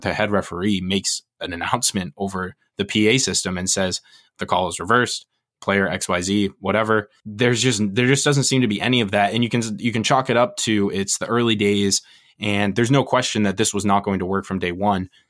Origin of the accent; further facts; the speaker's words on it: United States; we're American